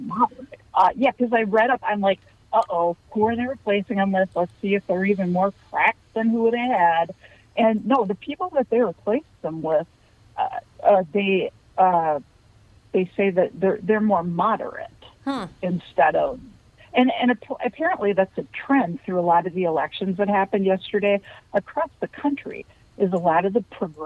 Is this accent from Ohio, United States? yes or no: no; St. Paul, Minnesota, United States; I grew up in St. Paul